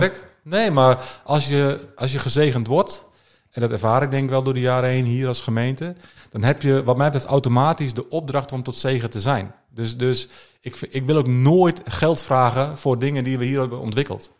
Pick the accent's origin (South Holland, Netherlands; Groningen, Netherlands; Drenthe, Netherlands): Drenthe, Netherlands; Alteveer; Ik ben, eh, geboren en getogen in Alteveer. Dat is een klein dorpje, eh, onder Hogeveen.